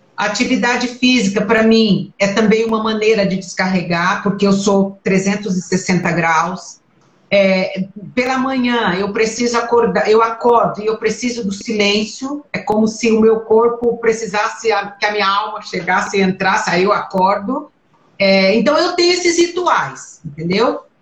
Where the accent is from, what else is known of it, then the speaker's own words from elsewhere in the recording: Brazil; moved away as an adult; also born or lived in Italy; now in Ireland; eu como brasileira